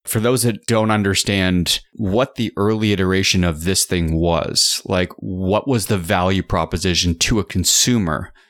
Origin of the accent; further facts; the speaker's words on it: Canada; as a Canadian